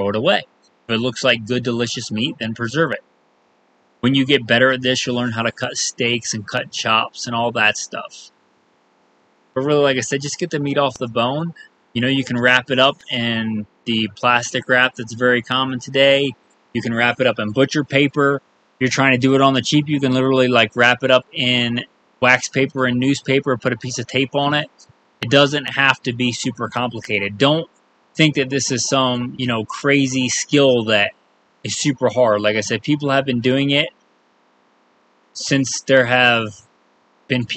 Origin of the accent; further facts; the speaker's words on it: East Coast, United States; moved away; growing up on the East Coast and going out west